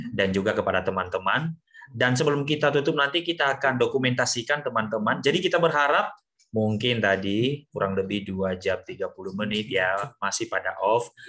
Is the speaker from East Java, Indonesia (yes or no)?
yes; Trenggalek, East Java, Indonesia; Asli. Uh, saya dari Trenggalek pak.